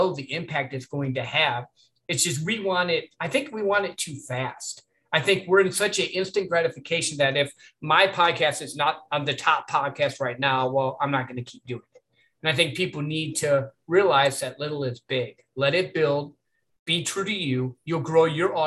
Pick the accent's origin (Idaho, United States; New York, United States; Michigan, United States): Michigan, United States; I grew up in Michigan